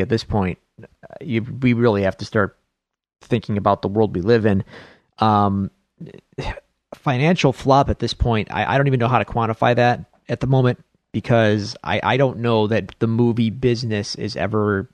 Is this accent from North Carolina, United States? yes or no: no; Buffalo, New York, United States; accent: Buffalo; my Buffalo accent